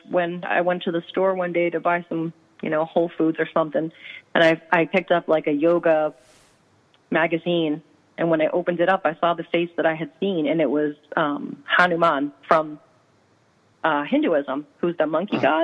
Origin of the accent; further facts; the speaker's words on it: Medford, Massachusetts, United States; I grew up in Medford